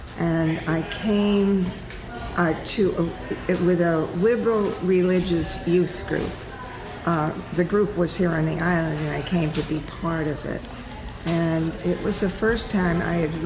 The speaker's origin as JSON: {"language": "English", "town": "Arlington", "region": "Massachusetts", "country": "United States", "tie": "born or raised there", "said": "I grew up outside of Boston in Arlington, Massachusetts, which is contiguous to Cambridge"}